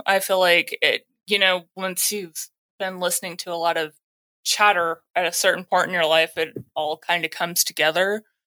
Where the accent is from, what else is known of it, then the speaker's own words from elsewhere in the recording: Texas, United States; I'm from Texas